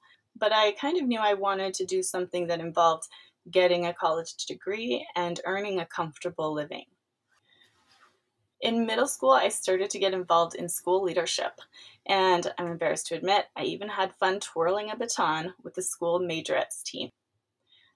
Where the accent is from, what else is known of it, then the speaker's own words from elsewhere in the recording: California, United States; also born or lived in East Los Angeles, California; I was born in East Los Angeles, California, but spent most of my years growing up about 100 miles east of there in one of California's growing suburbs